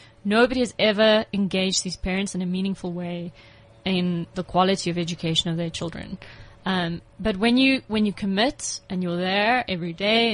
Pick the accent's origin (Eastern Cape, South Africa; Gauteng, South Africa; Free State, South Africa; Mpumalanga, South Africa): Gauteng, South Africa; Pretoria; I'm not from Jeppestown. Okay. I'm an Afrikaans girl from Pretoria.